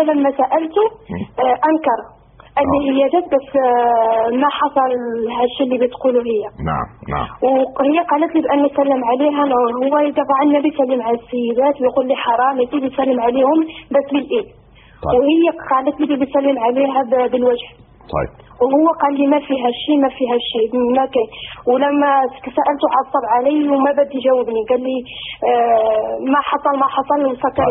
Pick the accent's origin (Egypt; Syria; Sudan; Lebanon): Syria; انا سوريه وزوجي مصري